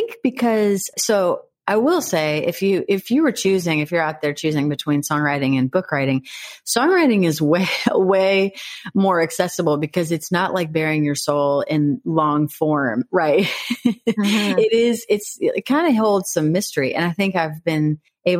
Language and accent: English; Missouri, United States; now in Nashville, United States; I am originally from Missouri and a singer-songwriter, now living in Nashville, Tennessee